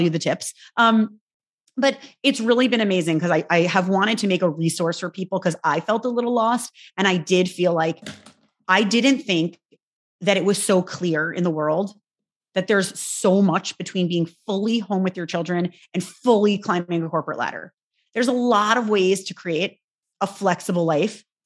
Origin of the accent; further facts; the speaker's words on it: New York, United States; I'm a New Yorker